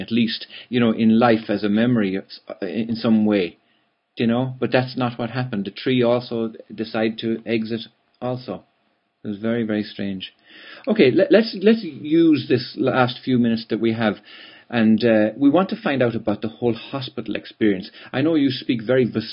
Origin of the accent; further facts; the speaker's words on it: Ireland; I'm calling from Ireland